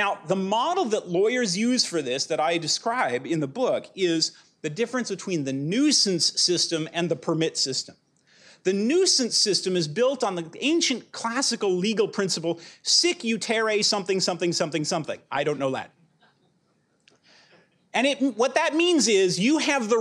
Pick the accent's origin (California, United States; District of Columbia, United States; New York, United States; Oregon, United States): California, United States; Pasadena; I'm from Pasadena